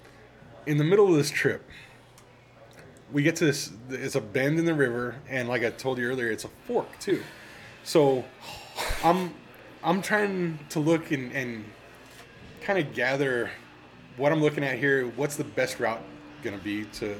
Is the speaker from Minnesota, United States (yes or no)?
no; San Antonio, Texas, United States; I'm from San Antonio, Texas.